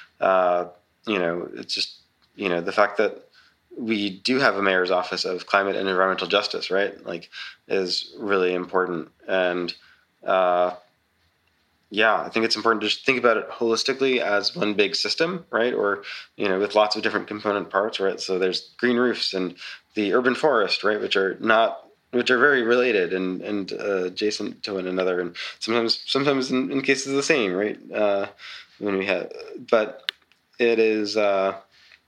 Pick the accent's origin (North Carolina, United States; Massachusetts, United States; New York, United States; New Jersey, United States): New York, United States; New York City; moved away as an adult; also born or lived in Texas / Oklahoma; I'm from Staten Island originally